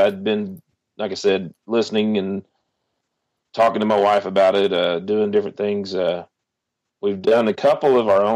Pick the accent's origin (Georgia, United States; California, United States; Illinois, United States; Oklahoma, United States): Oklahoma, United States; I was born and raised in Oklahoma